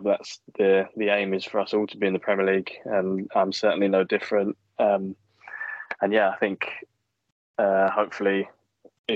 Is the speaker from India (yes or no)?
no; England, United Kingdom; being English